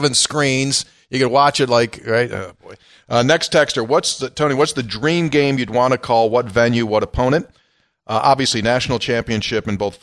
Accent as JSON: {"language": "English", "region": "Western New York", "country": "United States", "tie": "born or raised there", "said": "I went to Syracuse, but they weren't even a blip on the radar, even though it's 3 hours away from where I'm from"}